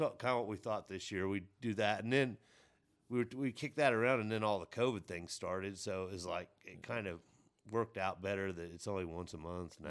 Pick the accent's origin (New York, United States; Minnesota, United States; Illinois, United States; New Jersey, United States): Illinois, United States; Mount Carmel; now in Terre Haute, United States; we all moved down to Mount Carmel, Illinois